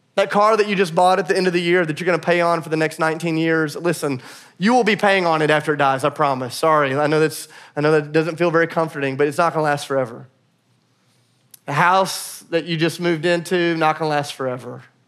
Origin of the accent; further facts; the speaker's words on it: United States; as American Christians